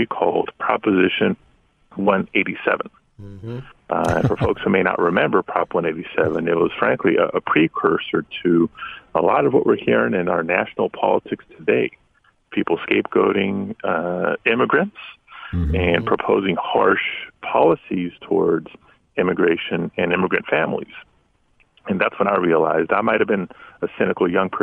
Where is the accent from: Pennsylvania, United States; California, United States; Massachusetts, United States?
California, United States; Los Angeles; I am born and raised in the San Fernando Valley neighborhood called Pacoima